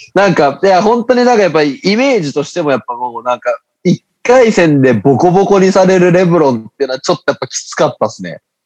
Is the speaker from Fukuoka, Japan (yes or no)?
yes; Fukuoka, Japan; accent: Hakata dialect; めちゃくちゃ博多弁出てしまった